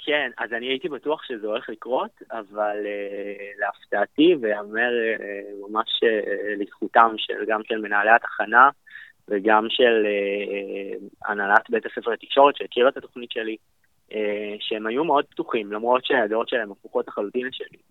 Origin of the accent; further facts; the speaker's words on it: Israel; ב-D N A שלנו כישראלים